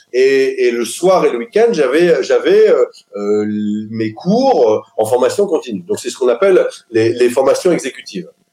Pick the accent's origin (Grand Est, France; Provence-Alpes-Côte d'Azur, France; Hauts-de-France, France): Hauts-de-France, France; Lille; also born or lived in French Alps; je suis lillois à la base. Je suis né à Lille